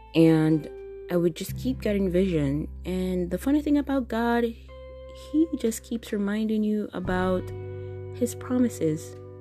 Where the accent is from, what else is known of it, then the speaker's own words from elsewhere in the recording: Jamaica; moved away as an adult; now in Japan; I recently moved to Japan, the country that I'm living in now, coming from Jamaica my home country